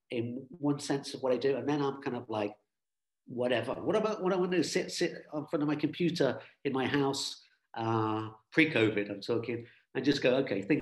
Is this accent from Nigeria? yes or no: no; United Kingdom; I'm British, British Irish. We're British, got a British passport.